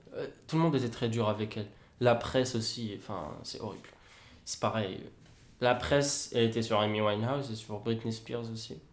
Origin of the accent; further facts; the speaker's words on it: Kabylie, Algeria; je suis kabyle